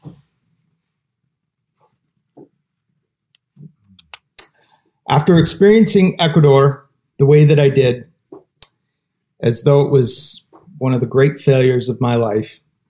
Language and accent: English; Ontario, Canada; now in British Columbia, Canada; In 2009 is when I moved back here to BC. I'm originally from Ontario, and we settled here